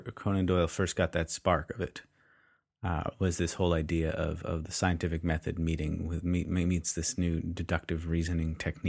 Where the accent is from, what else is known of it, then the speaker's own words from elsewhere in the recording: Canada; I'm Canadian.